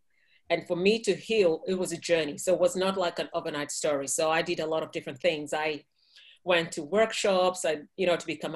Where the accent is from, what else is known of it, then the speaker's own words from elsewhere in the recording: Kenya; moved away; I'm from Kenya.